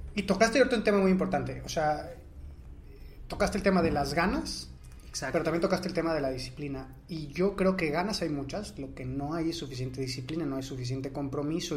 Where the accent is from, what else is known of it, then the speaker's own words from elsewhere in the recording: Mexico; nosotros como mexicanos